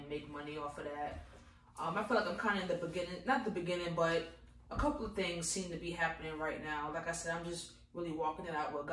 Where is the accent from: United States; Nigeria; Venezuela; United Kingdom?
United States; Virginia Beach, Virginia; I'm from Virginia. This is my home